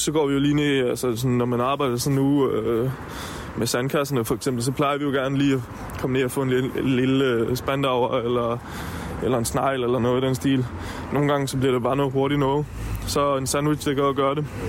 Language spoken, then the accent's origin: Danish; Stenstrup, Southern Denmark, Denmark; now in Copenhagen, Denmark; jeg kommer fra en familiegård, hvor øh, ja, vi har haft grise og køer